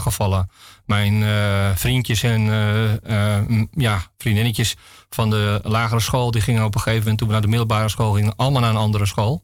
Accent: Nieuw-Vennep, North Holland, Netherlands; ik ben geboren in Nieuw-Vennep. Dat is eh, een plaats eh, in de gemeente Haarlemmermeer.

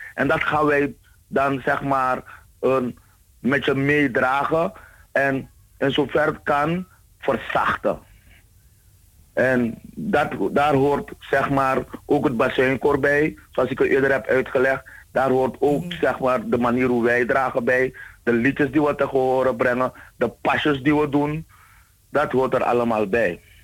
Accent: Suriname; moved away; als Surinamers, als allochtonen

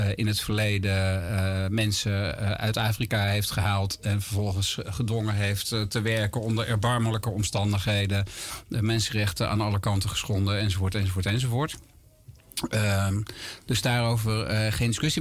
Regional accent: Gorinchem, South Holland, Netherlands; moved away as an adult; now in near Amersfoort, Netherlands; Ik ben opgegroeid en geboren in Gorkum, plaatsje aan de rivier de Merwede

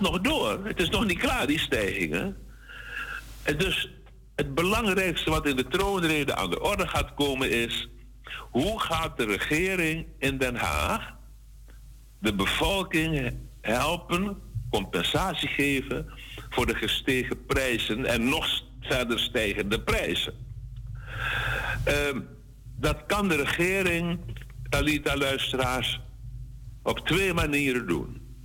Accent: Suriname; wij moeten hebben als Surinamers

